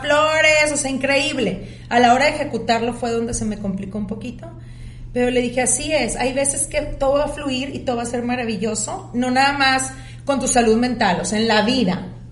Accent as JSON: {"language": "Spanish", "country": "Mexico", "tie": "born or raised there", "also_born_or_lived": "United States", "moved": "as an adult", "lives_now": "Monterrey, Mexico", "said": "Yo pues crecí en México"}